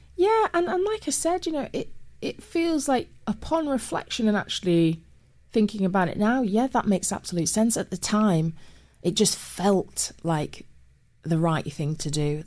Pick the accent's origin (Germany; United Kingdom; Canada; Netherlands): United Kingdom; Manchester, North West England; moved away as an adult; also born or lived in Cheshire; now in London, United Kingdom; I was born in Manchester, grew up as a kid in Manchester